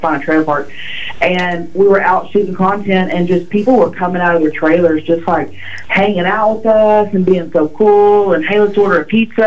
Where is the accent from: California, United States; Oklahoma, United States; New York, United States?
Oklahoma, United States; I grew up in Oklahoma.